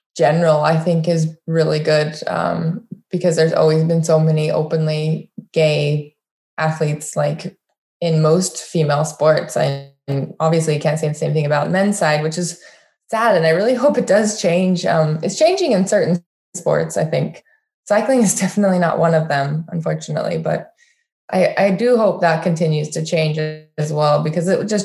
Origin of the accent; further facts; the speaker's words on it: Utah, United States; I grew up in Utah